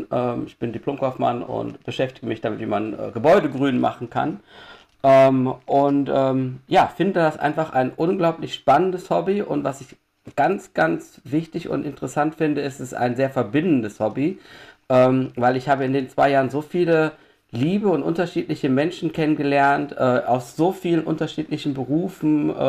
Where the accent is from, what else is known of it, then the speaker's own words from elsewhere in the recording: Düsseldorf, North Rhine-Westphalia, Germany; Ähm, ich bin 46 Jahre alt, ich komme aus Düsseldorf.